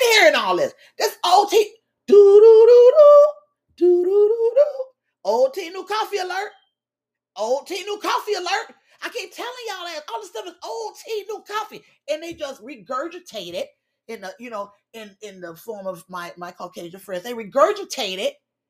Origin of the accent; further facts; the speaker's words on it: Miami, Florida, United States; we grew up hearing in Miami